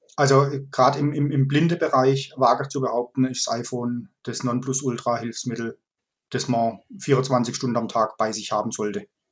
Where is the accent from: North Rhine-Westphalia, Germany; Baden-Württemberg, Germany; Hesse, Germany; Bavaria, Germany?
Baden-Württemberg, Germany; Kaiserstuhl; also born or lived in Freiburg; Ich bin äh, in Freiburg geboren und im Kaiserstuhl aufgewachsen